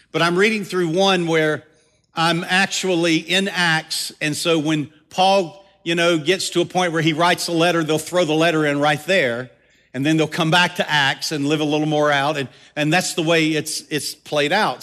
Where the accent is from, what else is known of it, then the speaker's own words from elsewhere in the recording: the South, United States; accent: Southern; I'm a Southern boy. I'm, I'm really Southern to the core. I just, I try not to let my accent get too